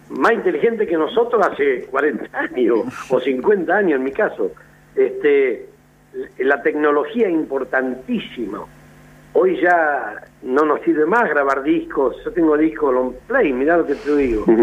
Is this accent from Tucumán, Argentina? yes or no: no; Buenos Aires Province, Argentina; Soy bien bonaerense.